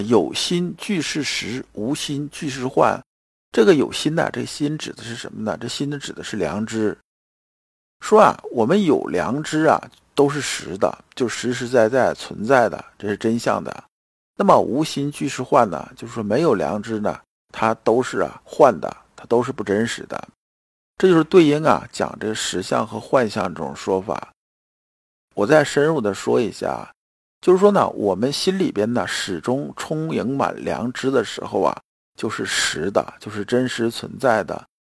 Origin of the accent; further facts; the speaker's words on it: China; 我们中国人